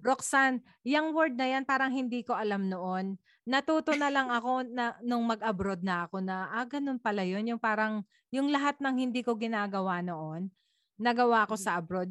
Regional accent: Philippines; moved away as an adult; bilang Pilipino

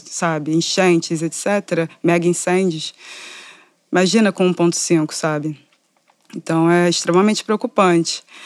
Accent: Rio de Janeiro, Brazil; Eu sou da, norte, da Zona Norte do Rio de Janeiro, do subúrbio

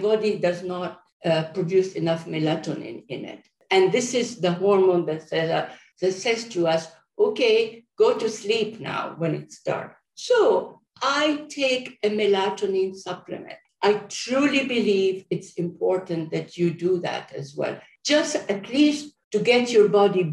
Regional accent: Jordan; moved away; I'm from Jordan, and I go visit my family at least once a year.

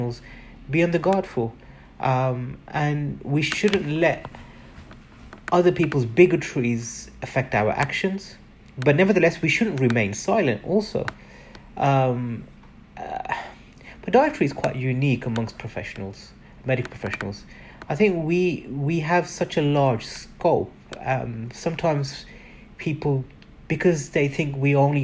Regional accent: Birmingham, West Midlands, United Kingdom; I was born and bred in England. I'm a proud Brummie

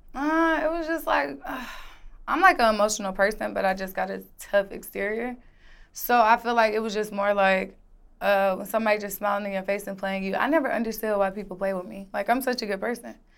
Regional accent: Atlanta, Georgia, United States; also born or lived in Decatur, Illinois / Miami, Florida; I was raised in Atlanta, Georgia.

